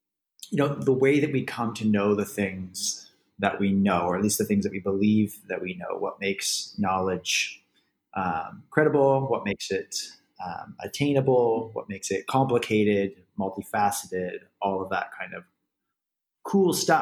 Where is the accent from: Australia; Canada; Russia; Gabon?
Canada; moved away as an adult; also born or lived in Middle East; I'm Canadian, and I'm overseas